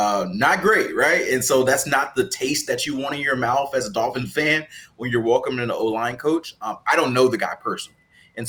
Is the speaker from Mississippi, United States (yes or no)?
yes; Mississippi, United States; I'm from Mississippi